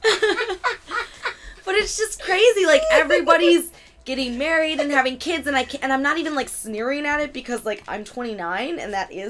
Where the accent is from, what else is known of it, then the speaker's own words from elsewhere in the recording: Buffalo, New York, United States; moved away; I'm from Buffalo